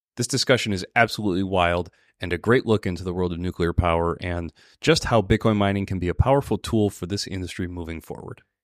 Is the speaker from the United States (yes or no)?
yes; Minneapolis, Minnesota, United States; here in my hometown in Minneapolis